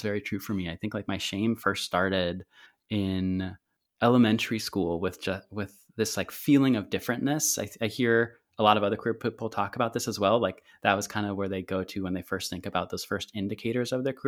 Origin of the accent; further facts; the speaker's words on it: Santa Cruz, California, United States; oh, that must have been like a breeze growing up in Santa Cruz.